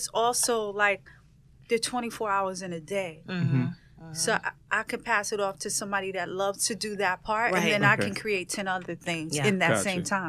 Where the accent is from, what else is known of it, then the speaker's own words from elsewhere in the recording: New York City, New York, United States; I'm from Brooklyn.